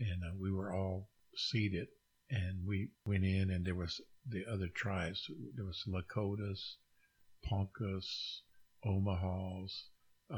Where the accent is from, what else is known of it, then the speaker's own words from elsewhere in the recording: Oklahoma, United States; coming from a small area here in Oklahoma